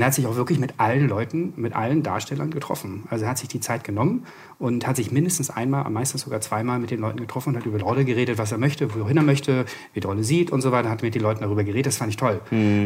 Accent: Hamburg, Germany; now in Berlin, Germany; komme aus Berlin, bin gebürtiger Hamburger

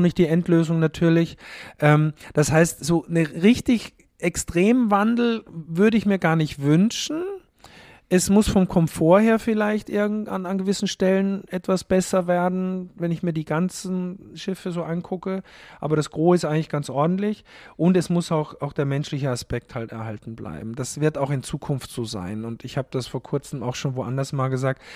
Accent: Haus im Ennstal, Styria, Austria; now in Hamburg, Germany; Ich bin halt aus der Steiermark, aus der Obersteiermark äh, tatsächlich. Haus im Enstal heißt der Ort, wo ich aufgewachsen bin

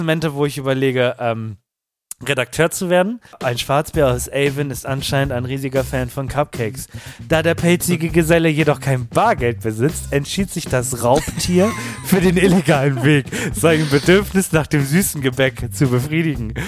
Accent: Germany; bei uns in Deutschland

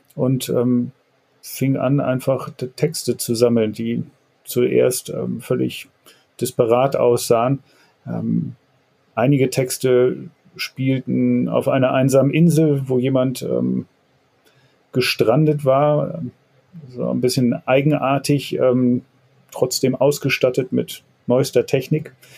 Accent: Hamburg, Germany; aus meiner Heimat hier in dem Stadtteil Jenfeld

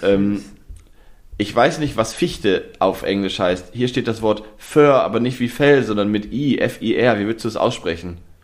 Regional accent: Osnabrück, Lower Saxony, Germany; moved away; ich komme ja gebürtig aus der Nähe von Osnabrück. Ich bin in Osnabrück zur Schule gegangen

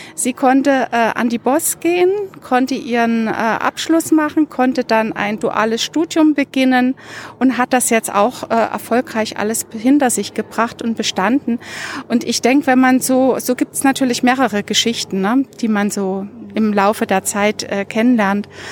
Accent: Dresden, Saxony, Germany; moved away as an adult; now in Munich, Germany; Ich habe in Dresden gelebt und bin da zur Schule gegangen

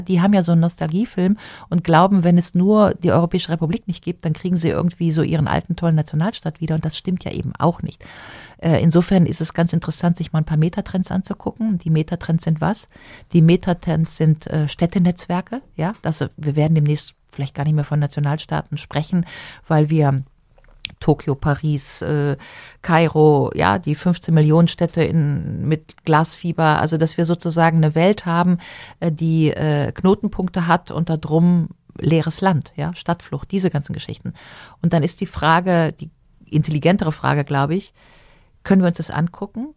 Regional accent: Rhineland, Germany; als Rheinländerin sagen, meine Kirmes da im Rheinland

